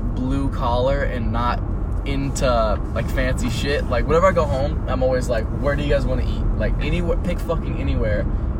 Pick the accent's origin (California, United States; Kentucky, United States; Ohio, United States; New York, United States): Ohio, United States; North Lewisburg; moved away; It's a really, really, really small town, like an hour west of Columbus called, North Lewisburg.